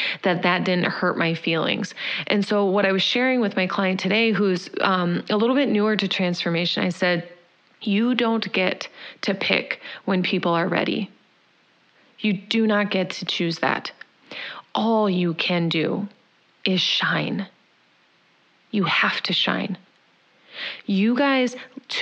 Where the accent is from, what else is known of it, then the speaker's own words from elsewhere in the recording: Indiana, United States; moved away; also born or lived in Chicago; I'm from Indiana